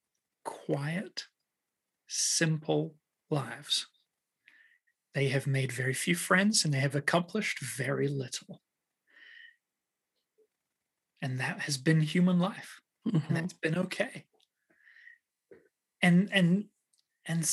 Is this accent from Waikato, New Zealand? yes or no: yes; Waikato, New Zealand; moved away; I grew up in New Zealand